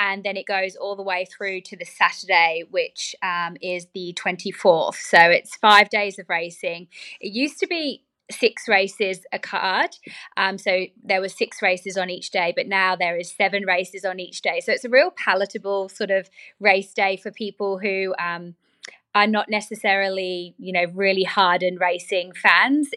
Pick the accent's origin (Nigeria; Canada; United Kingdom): United Kingdom; now in Australia; being British